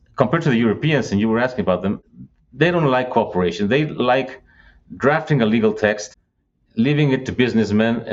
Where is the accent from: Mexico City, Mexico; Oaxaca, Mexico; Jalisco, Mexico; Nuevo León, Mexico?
Nuevo León, Mexico; Monterrey; I'm from Monterrey, you know, in the northeastern Mexico.